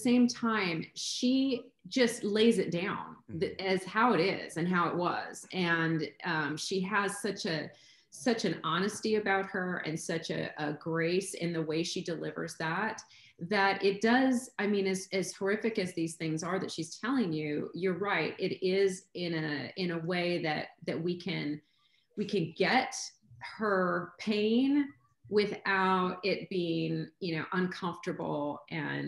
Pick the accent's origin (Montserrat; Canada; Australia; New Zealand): Canada; Vancouver, British Columbia; also born or lived in Los Angeles; now in Kansas City, United States; I'm Canadian, I'm from Vancouver originally